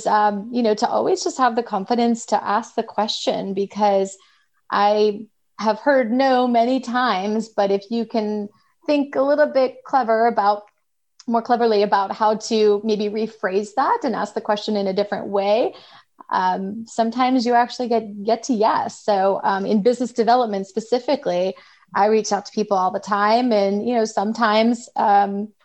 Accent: Atlanta, Georgia, United States; I'm from Atlanta.

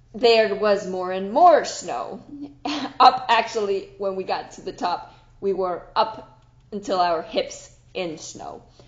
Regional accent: Switzerland; I am from Switzerland, right? But we are in Zurich

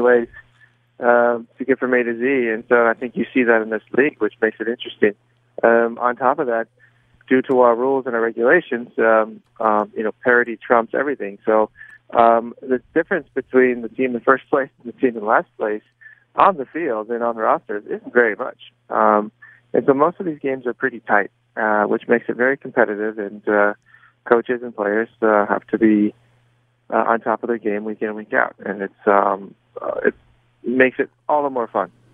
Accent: San Diego, California, United States; moved away as an adult; also born or lived in Germany; I grew up in San Diego, which isn't far from

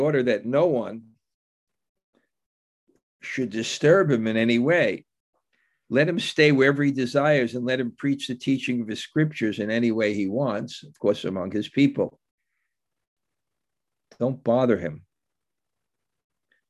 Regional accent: New York City, New York, United States; I grew up in New York, in Bensonhurst, which was called the Little Italy of Brooklyn

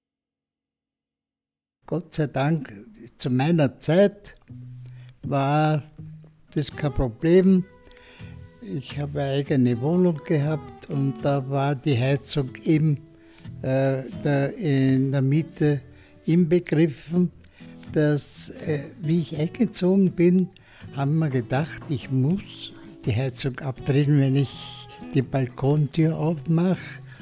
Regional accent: Austria; also born or lived in Vienna; bei uns in Österreich

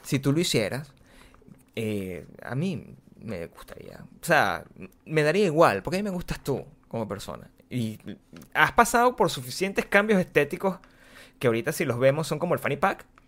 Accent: Venezuela; moved away; si nosotros venimos de Venezuela

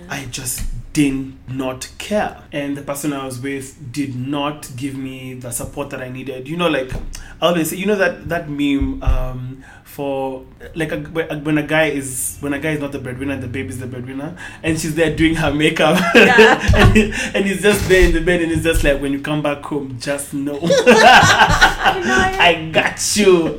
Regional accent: Nairobi, Kenya; I am from Nairobi, Kenya, born and bred

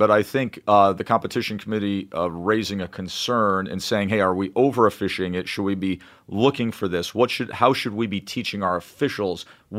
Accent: Schenectady, New York, United States; When I was a little kid growing up in Schenectady, New York.

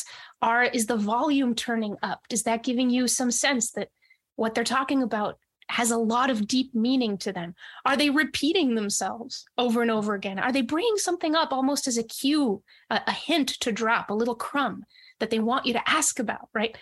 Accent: New Hampshire, United States; also born or lived in Monterrey, Mexico; I grew up mostly in New Hampshire

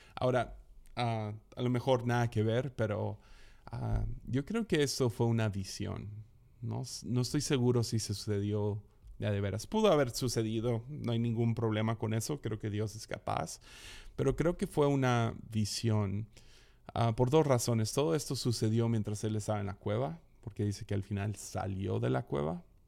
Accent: Mazatlán, Sinaloa, Mexico; crecí en Mazatlán

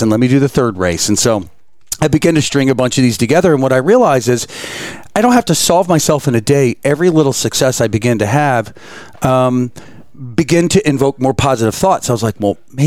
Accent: Florida, United States; moved away; I'm from Florida originally

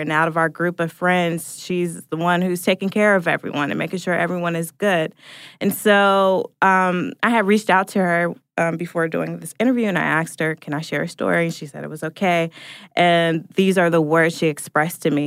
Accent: Portland, Oregon, United States; now in Atlanta, United States; I'm originally from Portland, Oregon, and live in Atlanta, Georgia.

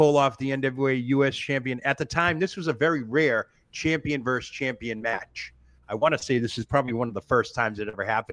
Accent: Northeast, United States; growing up in the Northeast

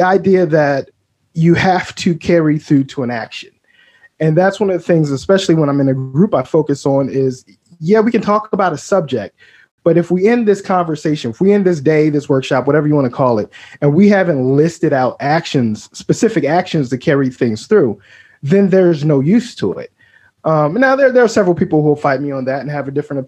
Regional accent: Baltimore, Maryland, United States; I grew up in Baltimore

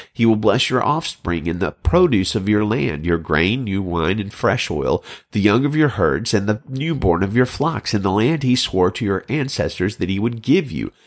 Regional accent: Birmingham, Alabama, United States; I'm a child of the South, growing up in Birmingham, Alabama in the seventies and eighties

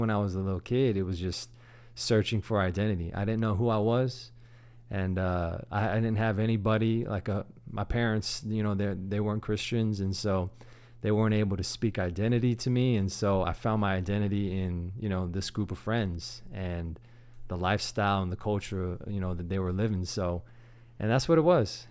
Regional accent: Sugar Land, Texas, United States; also born or lived in San Antonio; I grew up here in, in Houston, actually in Sugarland

